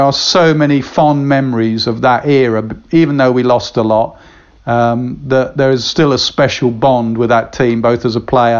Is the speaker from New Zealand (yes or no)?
no; England, United Kingdom; I know my roots. Anyone always asks me, you know, what are you? I'm English.